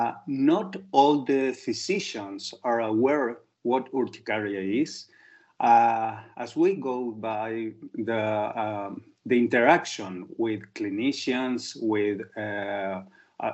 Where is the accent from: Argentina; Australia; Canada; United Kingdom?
Argentina; I'm a specialist in allergy from Argentina